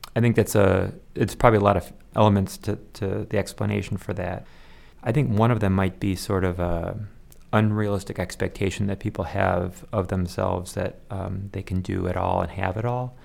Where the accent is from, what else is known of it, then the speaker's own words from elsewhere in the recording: Chicago, Illinois, United States; I was born in Chicago area